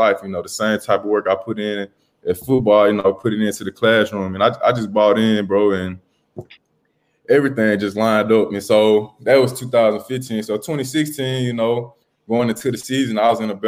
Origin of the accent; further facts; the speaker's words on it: Mississippi, United States; growing up in Mississippi